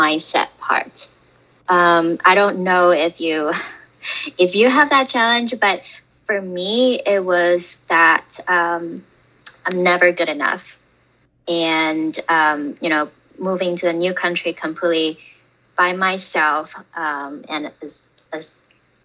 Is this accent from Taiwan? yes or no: yes; Taiwan; moved away as an adult; now in Los Angeles, United States; I am an immigrant from Taiwan. I moved to LA directly from Taiwan almost 10 years ago now.